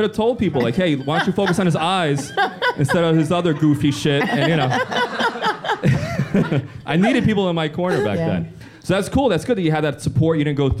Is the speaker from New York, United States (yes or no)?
yes; New York City, New York, United States; because I grew up in the South Bronx. And I was the only white kid in my school.